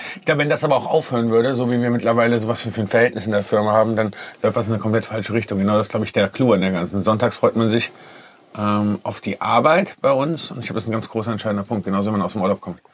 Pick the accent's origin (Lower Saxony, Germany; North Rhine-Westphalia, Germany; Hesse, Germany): Hesse, Germany; Kassel; now in Düsseldorf, Germany; ich komme ursprünglich aus Kassel